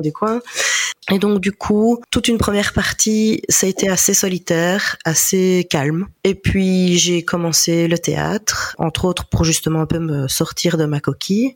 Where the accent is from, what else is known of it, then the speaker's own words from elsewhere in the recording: Ardennes, Wallonia, Belgium; also born or lived in Namur; now in Liège, Belgium; des connaissances qui ont qui viennent de chez nous, euh, donc d'Ardennes